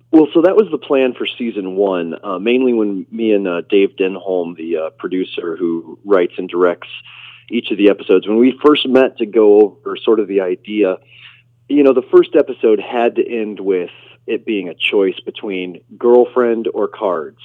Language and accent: English; Nebraska, United States; I was raised in Nebraska